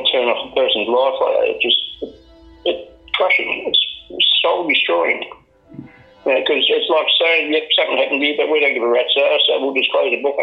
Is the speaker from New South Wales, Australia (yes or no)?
yes; Sydney, New South Wales, Australia; I grew up in the Bankstown, Punfield area of Sydney.